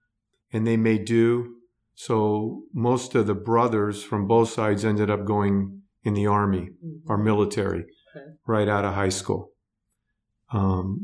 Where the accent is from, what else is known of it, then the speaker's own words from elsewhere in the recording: Los Angeles, California, United States; moved away as an adult; now in Arizona, United States; we were born and raised in Southern California in the San Fernando Valley.